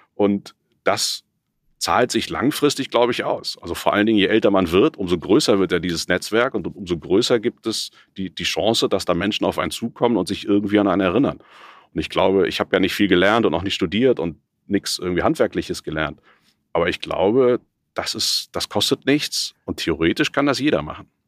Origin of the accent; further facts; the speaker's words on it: Cologne, North Rhine-Westphalia, Germany; ich bin in Köln geboren, habe da in einer kleinen Agentur gearbeitet